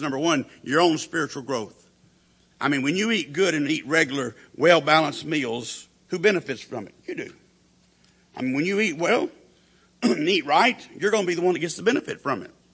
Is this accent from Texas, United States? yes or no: no; Perry, Oklahoma, United States; the church that I grew up in there in Perry, Oklahoma